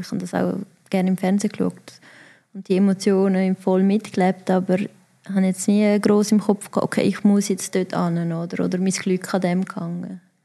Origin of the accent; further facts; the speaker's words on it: Davos, Graubünden, Switzerland; also born or lived in Netherlands; als ich vier war, hat es dann plötzlich geheißen, hey, wir gehen in die Schweiz